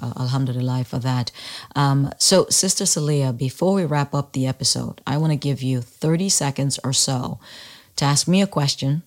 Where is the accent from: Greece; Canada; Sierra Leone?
Sierra Leone; now in United States; I was born in the United States but moved to Sierra Leone when I was a young kid, small kid, still in elementary school, like, I don't even think I'd started yet, but I was 6 or 7 years old when I moved.